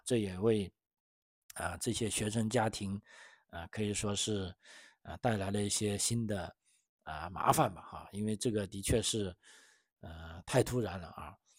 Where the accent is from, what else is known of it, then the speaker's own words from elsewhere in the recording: China; now in Australia; 我是来自中国的